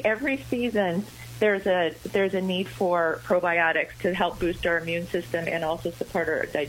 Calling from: Colorado, United States; Well, today I'm in Colorado, so I was up a little earlier.

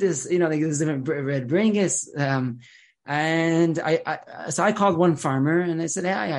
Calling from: Jerusalem, Jerusalem District, Israel; I'm a rabbi from Jerusalem

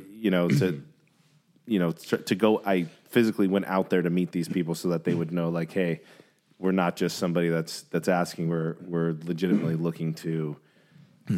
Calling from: California, United States; I'm calling from California

